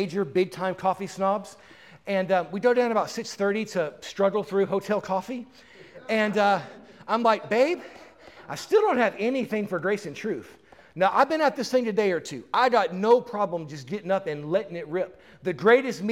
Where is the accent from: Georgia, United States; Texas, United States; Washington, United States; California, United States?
Texas, United States; Houston; moved away as an adult; also born or lived in Dallas, Texas; now in Tampa, United States; I'm from Tampa. I was raised in Houston, right? I lived in Dallas for 20 years